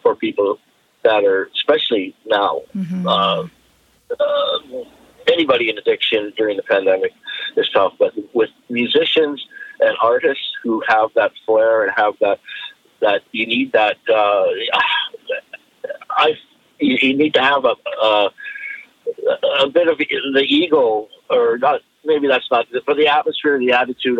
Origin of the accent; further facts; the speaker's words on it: Esperanza, British Columbia, Canada; I was born up in Esperanza, BC, which is northern Vancouver Island